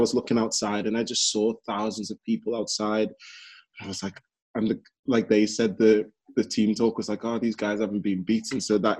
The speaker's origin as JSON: {"language": "English", "town": "Liverpool", "region": "North West England", "country": "United Kingdom", "tie": "born or raised there", "said": "I grew up in Liverpool as well."}